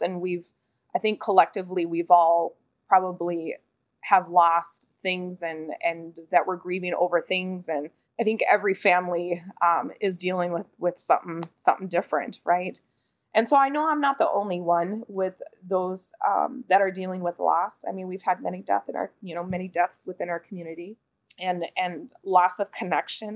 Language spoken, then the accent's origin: English; Pine County, Minnesota, United States; born or raised there; moved away as an adult